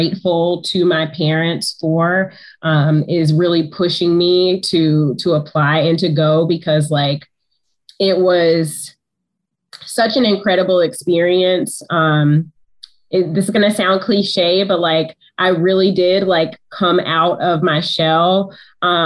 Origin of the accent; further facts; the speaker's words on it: Georgia, United States; moved away as an adult; now in Detroit, United States; I'm from Georgia. So I went to the University of Georgia